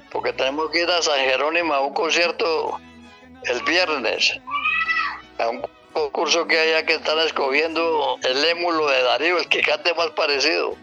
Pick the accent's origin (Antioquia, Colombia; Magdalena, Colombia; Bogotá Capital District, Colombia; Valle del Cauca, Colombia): Antioquia, Colombia; como yo nací en el campo, como muchos antioqueños